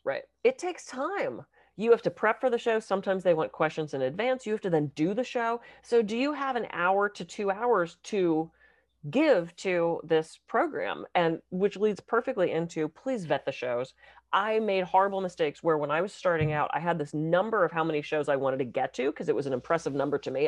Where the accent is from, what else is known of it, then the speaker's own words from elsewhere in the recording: Pittsburgh, Pennsylvania, United States; I was raised in Pittsburgh.